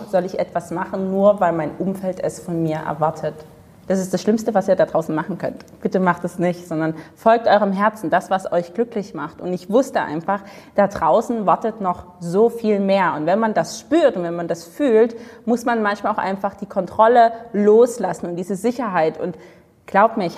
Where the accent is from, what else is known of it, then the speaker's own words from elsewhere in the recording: Dresden, Saxony, Germany; Also ich komme aus Dresden, im schönen Osten von Deutschland.